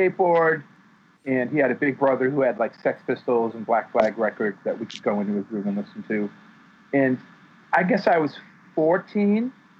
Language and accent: English; Worcester, Massachusetts, United States; finding the community in my hometown of Worcester of kids my own age and starting bands and going to as many shows as I could all through the 80s.